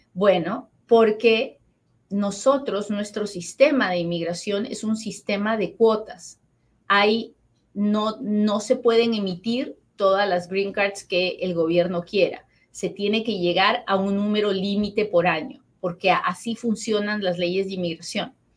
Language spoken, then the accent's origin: Spanish; Peru; now in United States; yo soy peruana